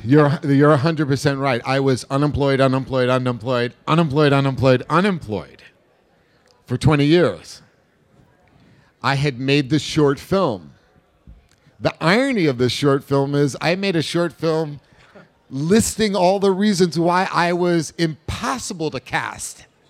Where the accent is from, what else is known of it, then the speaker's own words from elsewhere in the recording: New York, United States; I am and was a New Yorker.